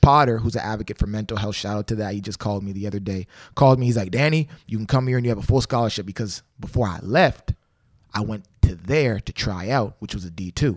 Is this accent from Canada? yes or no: yes; Canada; I'm from Canada